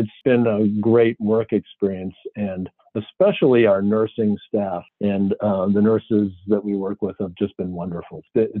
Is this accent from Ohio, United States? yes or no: yes; Ohio, United States; now in Pittsburgh, United States; I grew up in Ohio as one of the very few Asian Americans anywhere that we lived. I mean, we moved around a lot when I was a kid because my father was, in fact, the very first Korean Protestant minister in the entire state of Ohio.